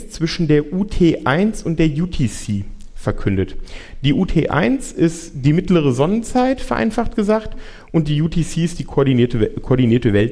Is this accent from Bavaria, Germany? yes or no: no; Frankfurt, Hesse, Germany; Ja, also ich komme aus Frankfurt ähm, und in Frankfurt haben wir den wunderbaren Dienstsitzen